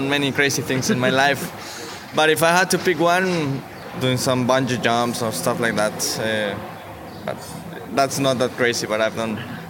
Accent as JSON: {"language": "English", "country": "Mexico", "said": "I'm from Mexico."}